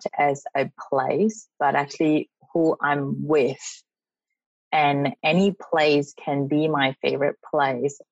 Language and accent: English; Malaysia; moved away as an adult; also born or lived in Singapore; now in Australia; I'm from Malaysia. I came here to study, like many other international students, many, many years ago